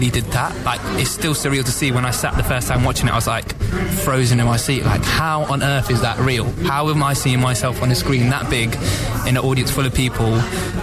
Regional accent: Leicester, East Midlands, United Kingdom; It felt like back home for me as well. I'm from Leicester

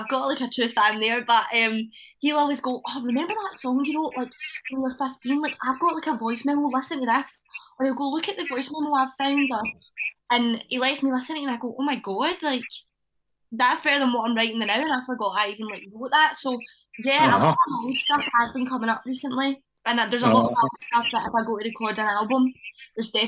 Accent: Johnstone, Scotland, United Kingdom; my hometown, Johnston.

